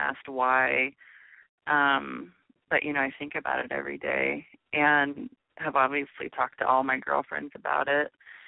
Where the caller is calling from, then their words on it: Stockton, California, United States; I live in Stockton.